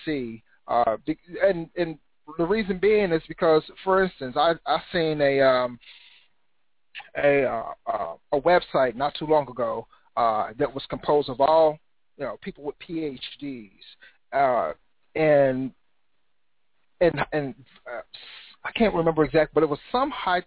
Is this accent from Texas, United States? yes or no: no; Cincinnati, Ohio, United States; Born and raised in Cincinnati, Ohio, and that's where I reside right now